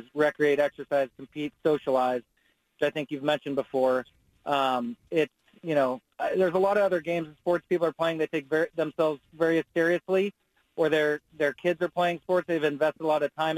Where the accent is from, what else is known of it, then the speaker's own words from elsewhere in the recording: Gladstone, Oregon, United States; I grew up in Gladstone